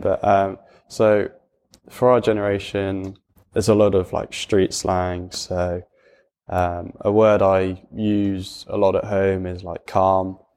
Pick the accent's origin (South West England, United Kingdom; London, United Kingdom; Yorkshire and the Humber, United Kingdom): South West England, United Kingdom; Gloucestershire; I also went to a comprehensive school, um, in Cirencester, just, uh, fifteen minutes away from where I live.